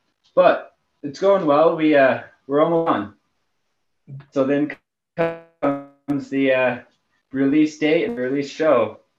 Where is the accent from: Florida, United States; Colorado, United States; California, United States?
Colorado, United States; Centennial; I am from Colorado, born and raised here in Centennial, Colorado.